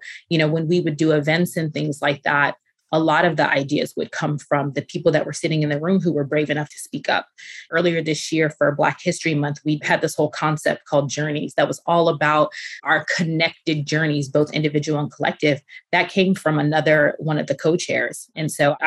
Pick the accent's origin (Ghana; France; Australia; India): Ghana; now in United States; being Ghanaian